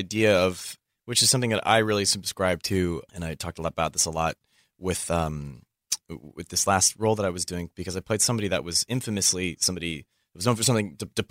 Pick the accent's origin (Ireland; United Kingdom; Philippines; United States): Philippines; It's like, I'm from the Philippines. That was going to come up at some point.